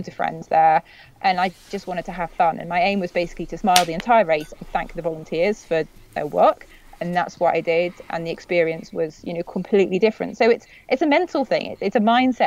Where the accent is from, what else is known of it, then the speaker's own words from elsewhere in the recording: United Kingdom; being a Brit